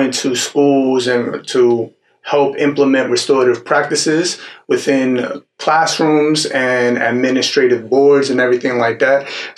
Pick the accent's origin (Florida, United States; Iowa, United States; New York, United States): New York, United States; New York City; moved away as an adult; now in Houston, United States; When I first moved out here in Texas, I'm from New York City originally. And I moved out here 5 years with my 1-year-old daughter and my wife.